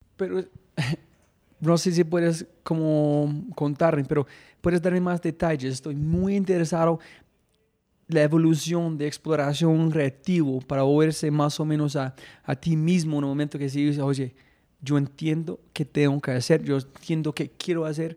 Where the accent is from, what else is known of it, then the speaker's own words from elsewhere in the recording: Colombia; soy un hijo de puta colombiano